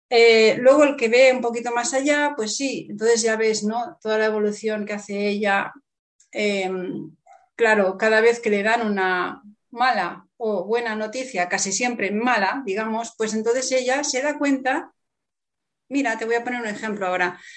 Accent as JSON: {"language": "Spanish", "town": "Barcelona", "region": "Catalonia", "country": "Spain", "said": "Barcelona. de donde yo soy, sí, en Barcelona."}